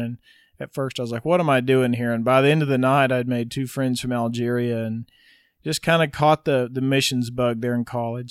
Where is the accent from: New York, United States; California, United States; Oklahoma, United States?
Oklahoma, United States; Wynnewood; Was raised in Winniewood, Oklahoma, which is sixty miles south of Oklahoma City. I was there till I was eighteen, growing up on my parents' ranch.